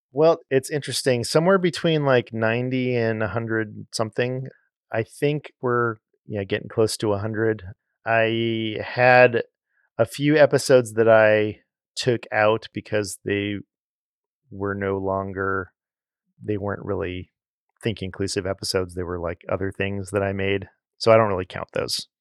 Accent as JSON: {"language": "English", "town": "Los Angeles", "region": "California", "country": "United States", "tie": "born or raised there", "moved": "as an adult", "said": "growing up in Los Angeles"}